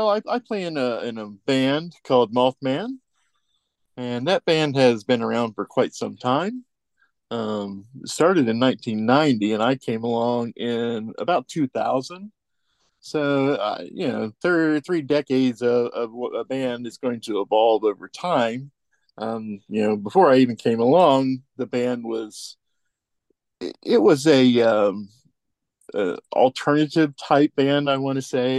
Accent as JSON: {"language": "English", "town": "Portsmouth", "region": "Ohio", "country": "United States", "said": "we're from the Portsmouth, Scioto County area"}